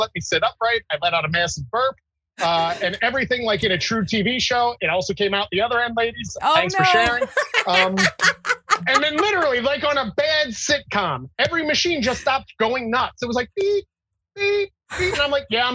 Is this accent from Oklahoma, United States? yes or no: no; New Jersey, United States; from New Jersey